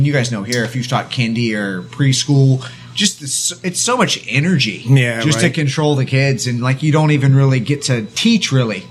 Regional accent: Lake Forest, California, United States; now in South Korea; I'm from a, I guess, somewhat small town called Lake Forest, California, which is in Orange County. It's about an hour south of L.A. and an hour north of San Diego.

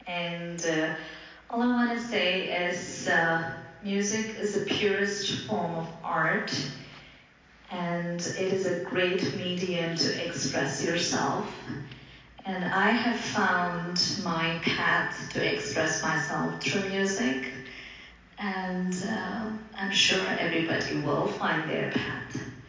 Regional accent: Dubai, United Arab Emirates; first language Telugu; English is a second language; also born or lived in Bangalore, India; I was born in Bangalore, and I speak about six languages. My mother tongue is Telugu. Apart from that, I speak Tamil, Hindi, Kannada, English, a little bit of Arabic because I was raised in Dubai.

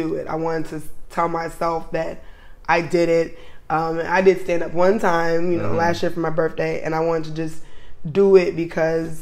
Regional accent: Kansas City, United States; now in Baltimore, United States; I'm not from here originally. I'm from Kansas City

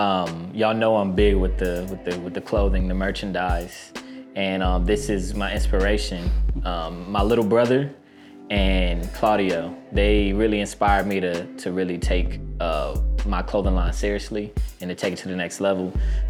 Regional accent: Houston, Texas, United States; also born or lived in El Paso, United States / Charlottesville, United States; I was born in El Paso, Texas. I'm from Houston, Texas. I'll represent pretty hard, and I would say the way I grew up, traveling back and forth between Houston, Texas, and Charlottesville, Virginia.

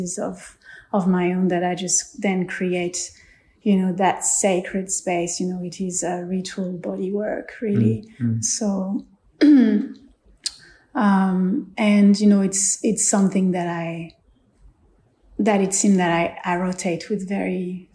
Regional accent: France; I grew up in France on a spiritual retreat

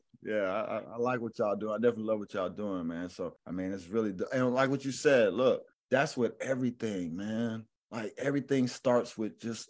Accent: the South, United States; It's like, see, I'm from the South, right? And there's a saying down here

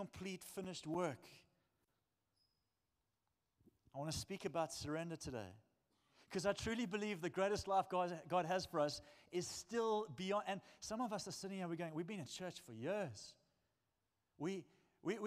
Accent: South Africa; I'm a South African man

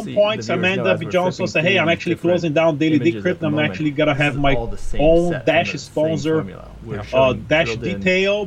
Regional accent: Brazil; now in United States; I'm an immigrant. I live in the U.S. I've been here for over 20 years, even though I'm from Brazil

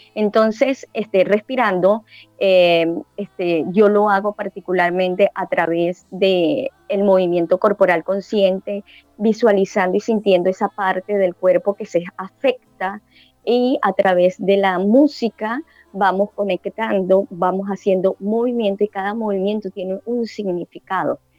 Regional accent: Caracas, Capital District, Venezuela; now in Panama City, Panama; Yo soy de ciudad de Caracas

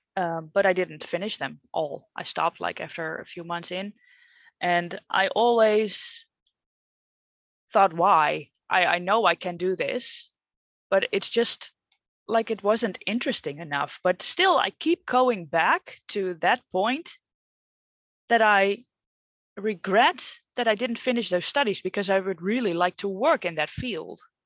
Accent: Netherlands; English is a second language; I'm not English, maybe you can hear that, but I'm Dutch

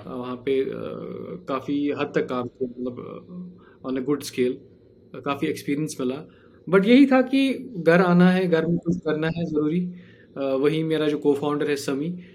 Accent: Jammu and Kashmir, India; हम तो पले बड़े ही इसमें हैं

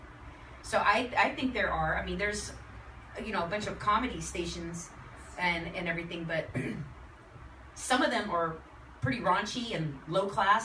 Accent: Texas, United States; I'm from Texas.

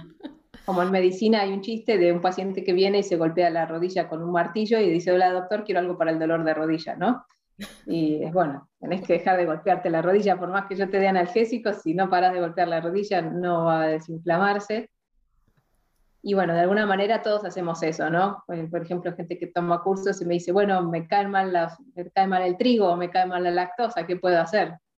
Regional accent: Argentina; crecí acá en Argentina

